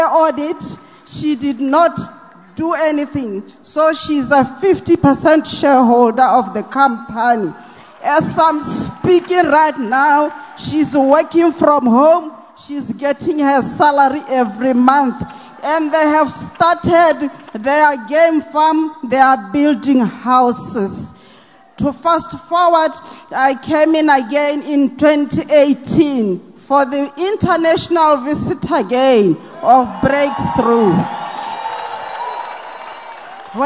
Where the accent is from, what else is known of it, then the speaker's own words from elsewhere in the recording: Botswana; from Botswana